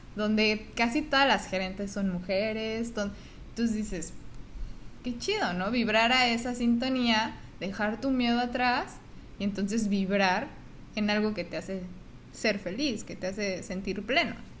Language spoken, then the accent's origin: Spanish; Mexico; moved away as an adult; now in United States; soy mexicana